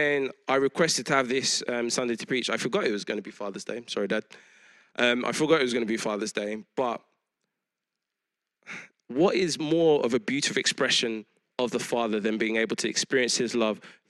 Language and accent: English; London, United Kingdom; I grew up in East London around all kinds of people